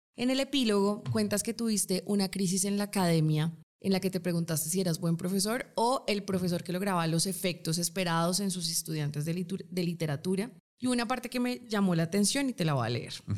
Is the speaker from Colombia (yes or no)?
yes; Colombia; somos colombianas